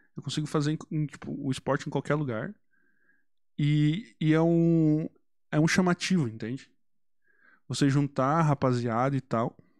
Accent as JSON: {"language": "Portuguese", "country": "Brazil"}